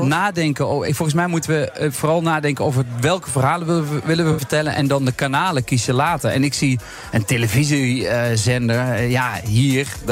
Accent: Overloon, North Brabant, Netherlands; also born or lived in Amsterdam; now in Eindhoven, Netherlands; In Overloon. Dat is eh, waar het Oorlogsmuseum eh, ligt

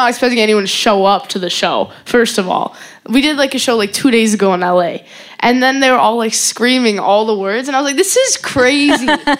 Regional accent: Calgary, Alberta, Canada; Calgary, Canada.

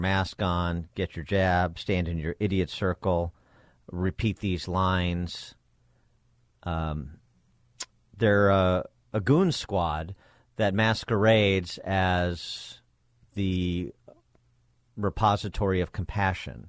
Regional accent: Wheaton, Illinois, United States; when I was growing up in Wheaton

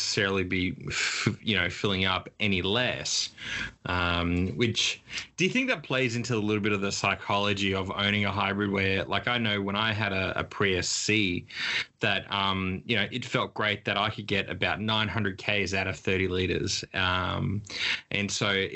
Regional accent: Queensland, Australia; me being a Queenslander

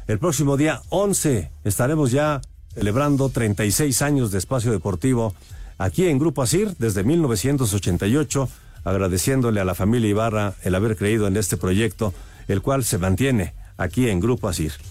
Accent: Minatitlán, Veracruz, Mexico; Eh, muy buenas noches … de Minatitlán, Veracruz.

